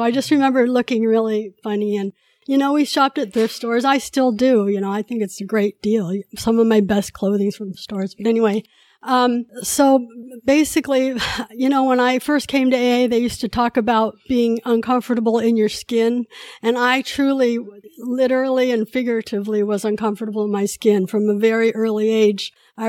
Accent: California, United States; also born or lived in Korea; So I was born in Korea 1963, and I was adopted when I was 2 years old. In 1965, when I came to the States, my mom was already pregnant with my brother, so she had four kids after me, but I'm the only one who was adopted. I grew up in Northern California.

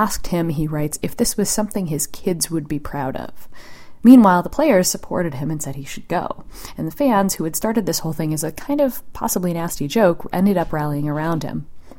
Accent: Boston, Massachusetts, United States; I grew up in Boston, which explains some of it.

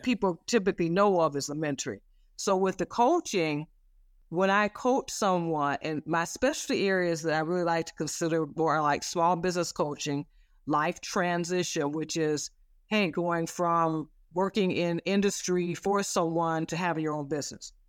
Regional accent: Flint, Michigan, United States; I grew up in the Flint, Michigan area.

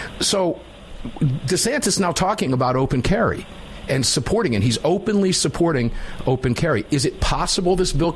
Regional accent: Florida, United States; moved away as an adult; I'm from Florida

